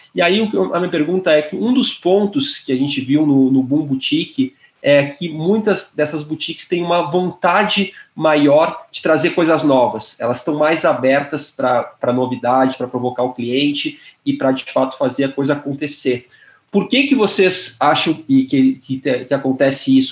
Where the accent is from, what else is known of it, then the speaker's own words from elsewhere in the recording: Porto Alegre, Rio Grande do Sul, Brazil; moved away as an adult; now in São Paulo, Brazil; Eu moro em São Paulo já faz sete anos, mas eu sou gaúcho, de Porto Alegre